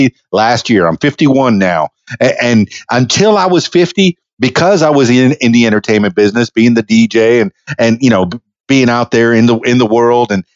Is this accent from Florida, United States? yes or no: yes; Miami, Florida, United States; I'm from Miami myself